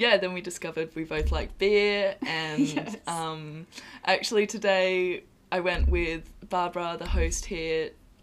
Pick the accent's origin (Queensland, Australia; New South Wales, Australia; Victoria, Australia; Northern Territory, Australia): New South Wales, Australia; Forster; I'm from Australia. A town called Foster on the east coast